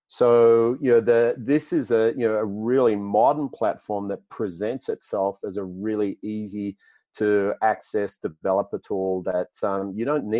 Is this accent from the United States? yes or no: no; Australia; accent: Australian; That's the Australian accent. Yeah, American isn't my first language. Unfortunately, it's Australian.